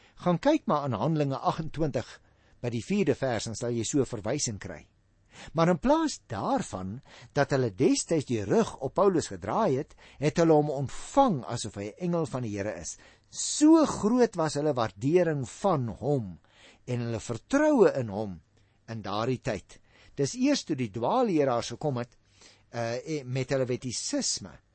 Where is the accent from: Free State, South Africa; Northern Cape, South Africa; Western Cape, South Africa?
Western Cape, South Africa; Paarl; also born or lived in Stellenbosch; Ek is gebore en grootgeword in die Parel